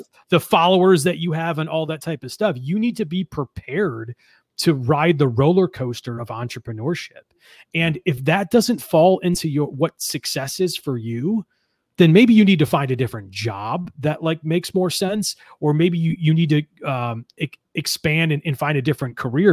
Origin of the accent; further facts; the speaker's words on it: East Amherst, New York, United States; I grew up in East Amherst, New York, which is only about a town away from where I live now.